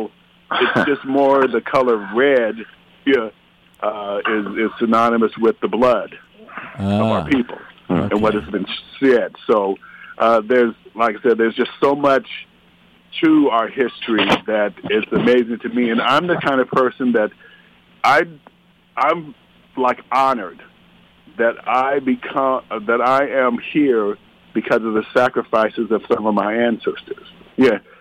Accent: Arizona, United States; I'm originally from Arizona

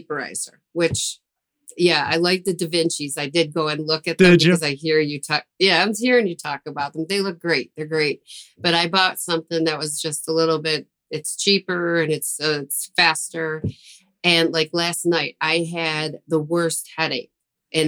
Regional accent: Buffalo, New York, United States; I'm from Buffalo

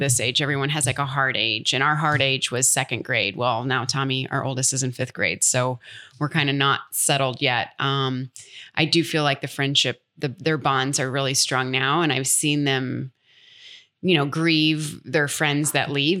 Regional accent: United States; accent: American; moved away; also born or lived in London; being American

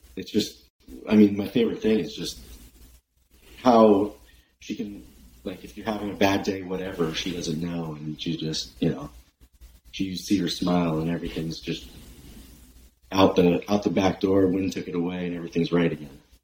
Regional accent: Bay Area, California, United States; now in Oregon, United States; I'm from the Bay Area.

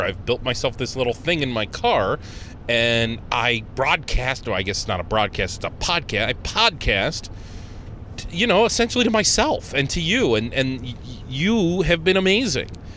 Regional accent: Conneaut, Ohio, United States; now in Rochester, United States; I grew up in Conneaut, Ohio

